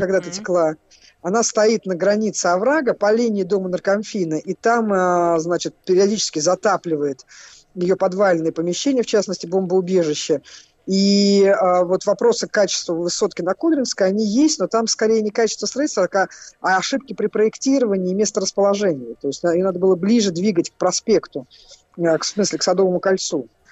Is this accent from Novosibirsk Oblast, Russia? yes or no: no; Moscow, Russia; Я как человек, э, который родился и вырос в Москве